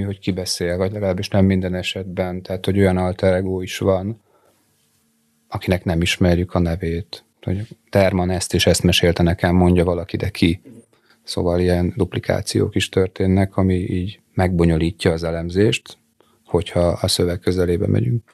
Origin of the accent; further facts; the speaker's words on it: Dunakeszi, Pest, Hungary; én Dunakeszin nőttem fel, és az majd, hogy nem Budapesthez tartozik.